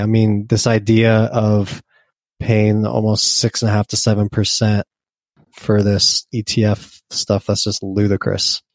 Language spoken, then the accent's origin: English; United States; I'm an American